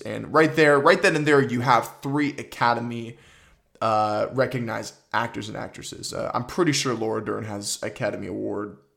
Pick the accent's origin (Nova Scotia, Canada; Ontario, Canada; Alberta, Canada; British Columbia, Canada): Ontario, Canada; Toronto; I'm from Toronto